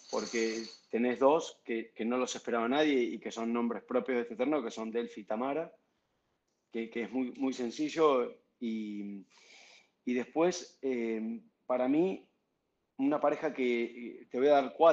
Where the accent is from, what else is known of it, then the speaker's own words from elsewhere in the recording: Argentina; ya, como argentino evidentemente tengo que romper los patrones.